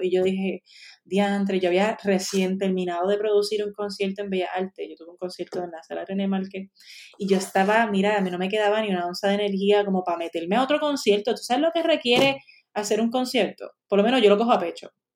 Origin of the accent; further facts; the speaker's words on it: Puerto Rico; moved away as an adult; also born or lived in United States; esta es mi tierra, en otro lado yo no quiero estar